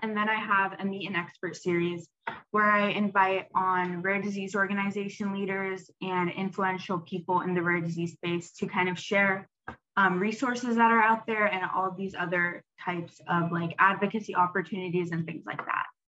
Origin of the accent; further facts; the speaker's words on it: Atlanta, Georgia, United States; I'm a freshman at Duke and I'm from Atlanta, Georgia